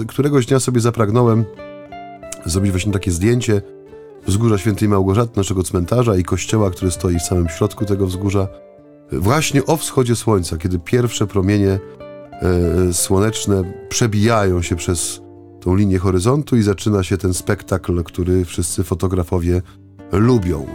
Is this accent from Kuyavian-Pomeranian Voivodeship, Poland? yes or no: no; Bytom, Silesian Voivodeship, Poland; za tego industrialnego horyzontu u nas w Bytomiu